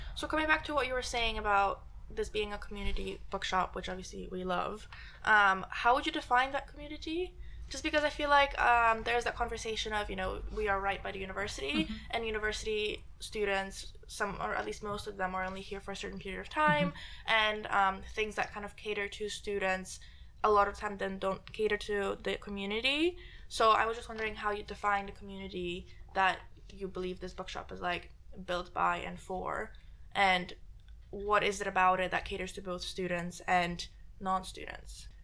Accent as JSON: {"language": "English", "country": "Poland", "tie": "born or raised there", "moved": "yes", "said": "I grew up in Poland, right? Grew up in Poland, Catholic household"}